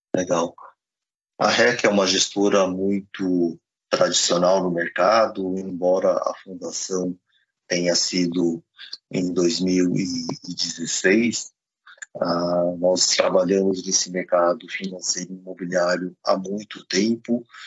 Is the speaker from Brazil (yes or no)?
yes; Brazil; também somos brasileiros